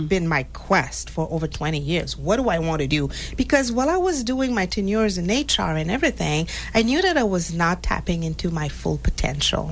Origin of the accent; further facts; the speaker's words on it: Montreal, Quebec, Canada; moved away as an adult; also born or lived in Haiti; now in Massachusetts, United States; I was born in Haiti, and four years old, I moved to Montreal